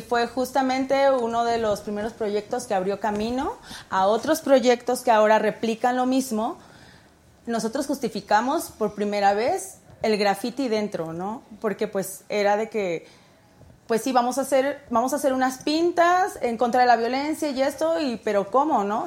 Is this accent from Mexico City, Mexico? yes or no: yes; Mexico City, Mexico; soy del norte de la ciudad, um, Cuautepec, es Distrito Federal todavía